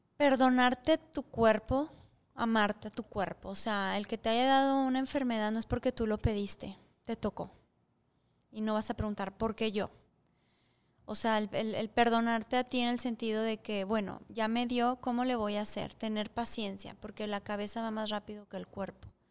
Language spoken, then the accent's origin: Spanish; Mexico; moved away; soy mexicana